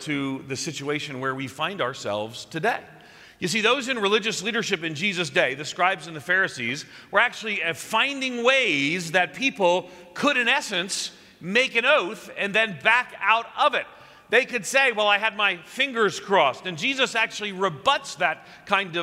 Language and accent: English; outside of New York City, United States; as a kid growing up outside of New York City